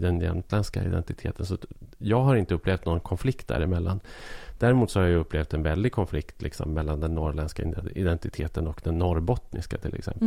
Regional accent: Arbrå, Gävleborg County, Sweden; moved away; also born or lived in Stockholm; jag växte upp i Arbrå

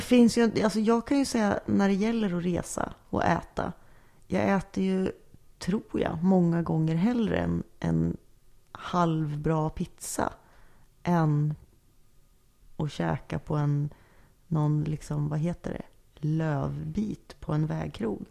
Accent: Norrland, Sweden; jag är uppvuxen i Norrland med, med släkt från inlandet

